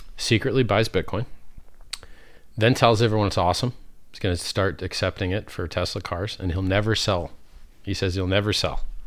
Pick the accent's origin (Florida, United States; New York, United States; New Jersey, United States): Florida, United States; Fort Lauderdale; I grew up in Fort Lauderdale, Florida, which is the Venice of America